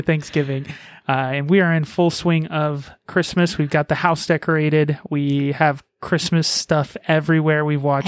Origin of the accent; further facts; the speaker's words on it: Las Vegas, Nevada, United States; We're from Las Vegas